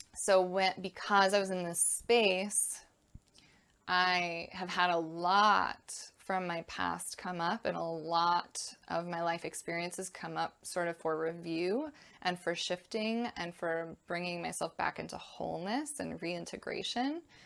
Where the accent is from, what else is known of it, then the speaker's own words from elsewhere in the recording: Connecticut, United States; I was born and raised in Connecticut in the U S